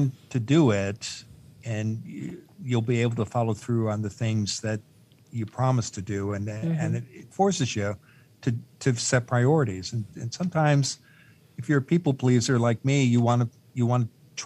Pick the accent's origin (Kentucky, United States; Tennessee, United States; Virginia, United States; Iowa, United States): Iowa, United States; Eastern; I grew up in Eastern Iowa